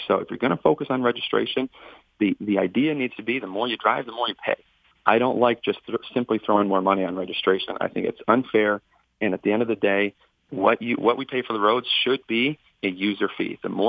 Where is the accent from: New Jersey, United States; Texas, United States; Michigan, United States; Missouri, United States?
Michigan, United States; Northern; I grew up in Northern Michigan. I grew up lower income end of the spectrum.